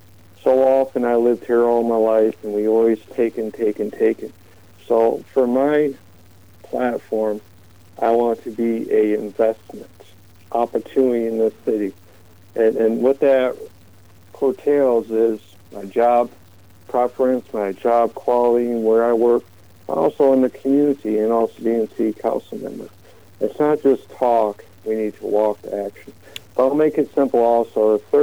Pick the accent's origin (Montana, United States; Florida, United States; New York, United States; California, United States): New York, United States; Watertown; I was born and raised here in Watertown, New York.